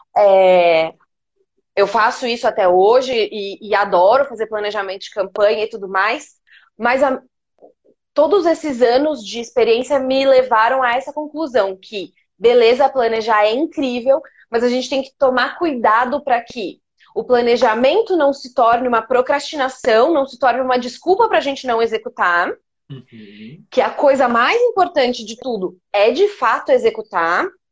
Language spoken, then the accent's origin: Portuguese; Poços de Caldas, Minas Gerais, Brazil; moved away as an adult; now in São Paulo, Brazil; eu moro em São Paulo desde 2009, mas eu sou de Poços de Caldas, sou de Minas. Então também vim para cá para fazer faculdade